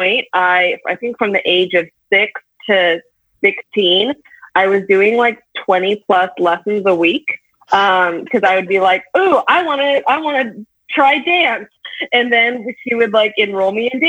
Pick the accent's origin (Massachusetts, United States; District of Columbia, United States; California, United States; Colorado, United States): California, United States; Bakersfield; the city that I grew up in, I grew up in Bakersfield.